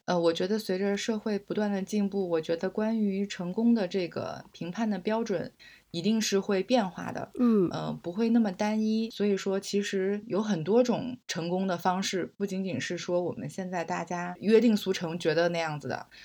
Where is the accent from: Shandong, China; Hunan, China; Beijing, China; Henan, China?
Beijing, China; also born or lived in Nanjing, Jiangsu; 我是小学的时候从南京转到北京来的